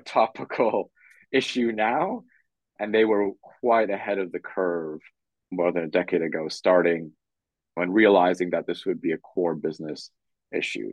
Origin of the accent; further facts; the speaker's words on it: Canada; moved away as an adult; also born or lived in Poland / London / Tokyo / Hong Kong; I was born in Poland, grew up in Canada, and then lived in London, Tokyo, Hong Kong, and Singapore